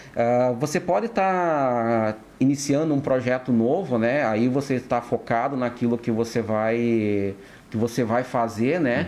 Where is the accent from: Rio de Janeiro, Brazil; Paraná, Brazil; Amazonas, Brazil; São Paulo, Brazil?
Paraná, Brazil; Francisco Beltrão; nascido e criado é, em Francisco Beltrão